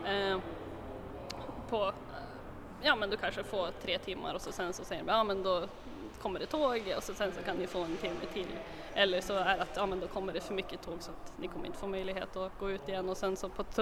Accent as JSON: {"language": "Swedish", "town": "Skellefteå", "region": "Västerbotten County", "country": "Sweden", "said": "Ja, jo, jag är från Skellefteå så att, eh, men jag har bott här nere i södra delarna av Sverige under några år så det har väl tvättats bort lite grann men jag försöker krampaktigt hålla kvar min dialekt."}